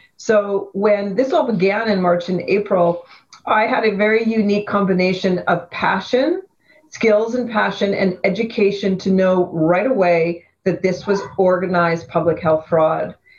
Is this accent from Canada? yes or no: yes; Vancouver, British Columbia, Canada; I grew up in Vancouver, on the west side of Vancouver